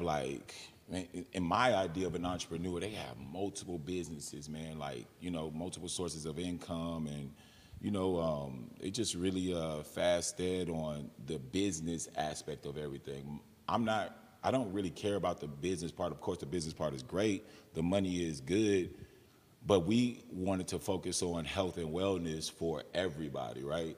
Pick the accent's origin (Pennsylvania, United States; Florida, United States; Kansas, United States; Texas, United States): Texas, United States; San Antonio; also born or lived in McAllen, Texas; I'm born and raised in San Antonio